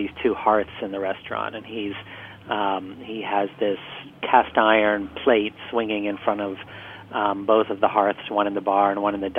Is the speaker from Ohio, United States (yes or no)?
no; Michigan, United States; I grew up in Michigan